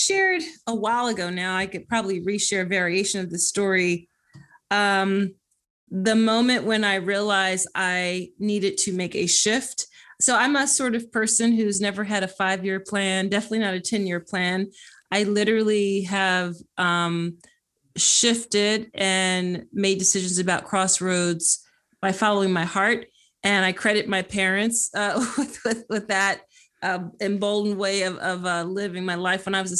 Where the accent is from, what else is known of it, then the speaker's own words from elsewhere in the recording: Philadelphia, Pennsylvania, United States; I am from Philly.